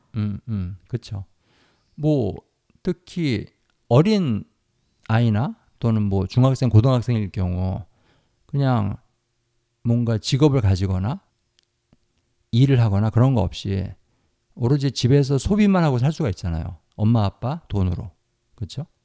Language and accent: Korean; South Korea; 유니스 씨하고 제가 태어나서 자란 이 나라, 우리나라